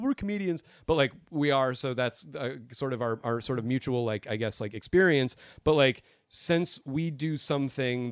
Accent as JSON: {"language": "English", "region": "Arizona", "country": "United States", "said": "I'm from Arizona"}